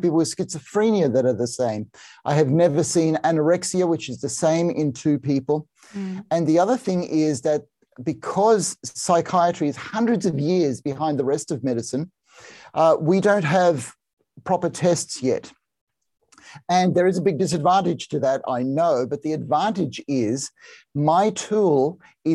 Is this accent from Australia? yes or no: yes; Australia; I'm a psychiatrist and I'm Australian